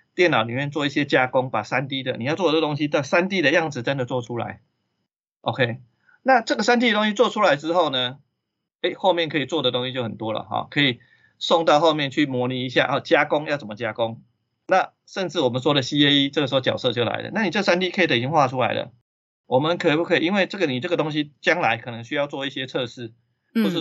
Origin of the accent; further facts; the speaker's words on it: Taiwan; 我们台湾这边